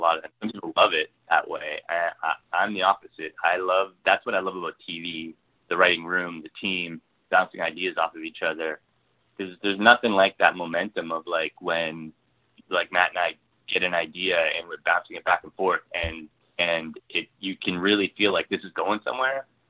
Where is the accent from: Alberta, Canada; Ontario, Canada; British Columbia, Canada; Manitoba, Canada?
Ontario, Canada; now in Vancouver, Canada; I'm from Ontario originally